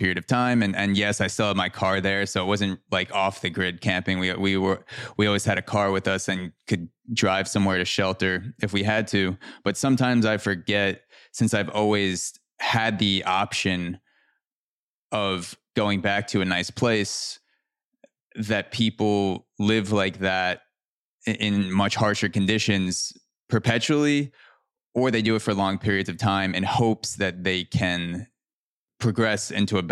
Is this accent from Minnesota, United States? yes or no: no; Long Island, New York, United States; I was born in New York